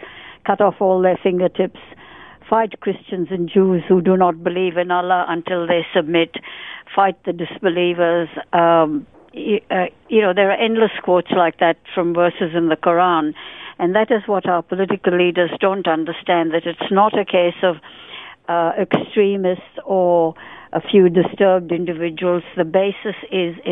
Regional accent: India; moved away as an adult; now in Australia; I was born in India, pre-partition India, and during my 23 years that I lived in India

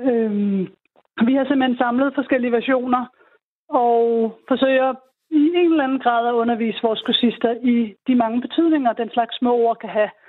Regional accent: Denmark

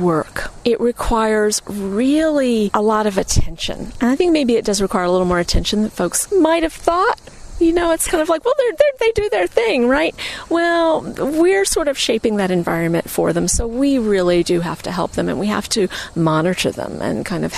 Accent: Florida, United States; moved away; I grew up in Florida where orange blossom honey is a big deal.

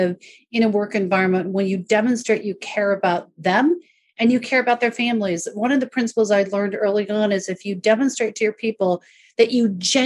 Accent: an hour north of Seattle, Northwest U.S., Washington, United States; I grew up an hour north of Seattle. I grew up on a farm

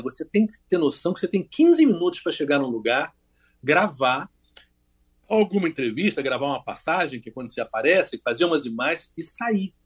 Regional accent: Rio de Janeiro, Brazil; eu sou do Rio de Janeiro

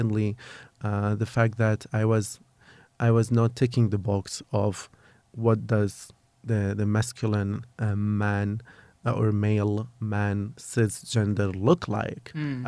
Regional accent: Kurdistan Region, Iraq; English is a second language; I am 33 years old. I am originally from Kurdistan, from a very small town of Kurdistan. I grew up in a quite very conservative / religious family, but just like, you know, very common a traditional family in Kurdistan.

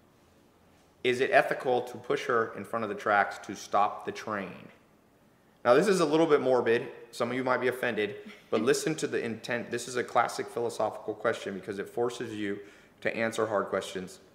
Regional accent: Long Beach, California, United States; I'm from that area. I'm from Long Beach, which is kind of the ghetto

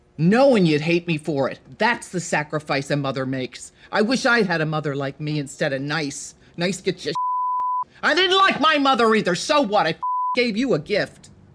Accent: Massachusetts, United States; I'm, I'm from Massachusetts

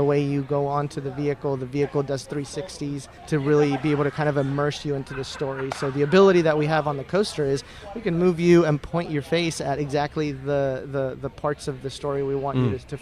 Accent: Mexico; moved away; I grew up in Mexico

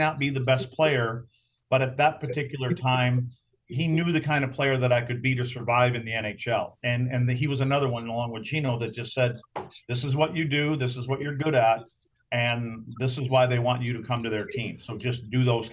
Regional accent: United States; me being an American

